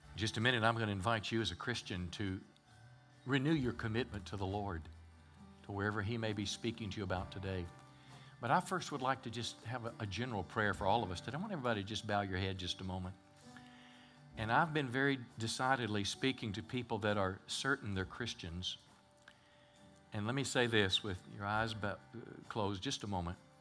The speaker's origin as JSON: {"language": "English", "region": "Mississippi", "country": "United States", "tie": "born or raised there", "also_born_or_lived": "California", "moved": "as an adult", "lives_now": "Texarkana, United States", "said": "I was raised in Mississippi. My dad was a farmer"}